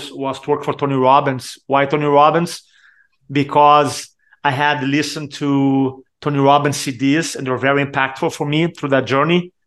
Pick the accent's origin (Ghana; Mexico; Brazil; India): Brazil; first language Portuguese; English is a second language; moved away as an adult; also born or lived in San Diego, United States; now in Charleston, United States; growing up in Brazil, I struggle with Portuguese.